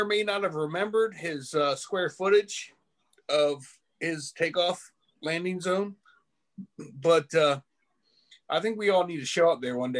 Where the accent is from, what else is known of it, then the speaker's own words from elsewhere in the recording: Alabama, United States; I'm from Alabama.